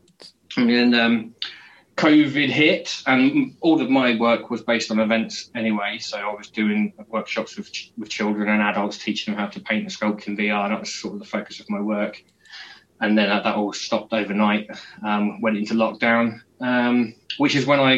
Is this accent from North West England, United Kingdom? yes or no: no; Peterborough, East of England, United Kingdom; I was running a club night in my hometown in the UK in Peterborough called Flux